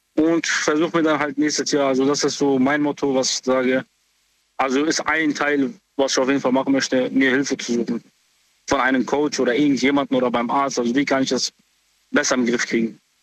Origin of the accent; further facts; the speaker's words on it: Frankfurt, Hesse, Germany; ich komme aus Frankfurt